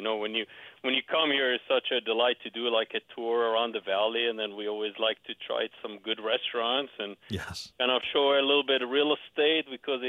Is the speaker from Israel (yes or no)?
yes; Israel; English is a second language; now in Scottsdale, United States; Actually, I have an accent because I came here in 91 from Israel.